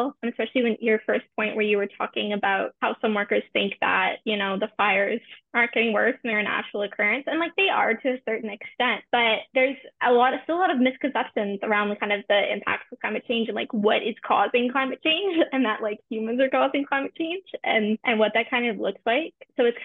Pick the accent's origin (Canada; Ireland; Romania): Canada; Ontario; I grew up in Ontario, but my school didn't have an environmental club